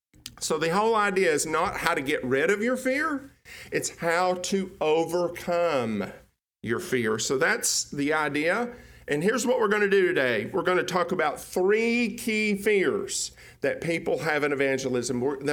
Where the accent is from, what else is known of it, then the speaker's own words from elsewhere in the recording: Tennessee, United States; People now don't think I'm from Tennessee. They think I'm from East Texas.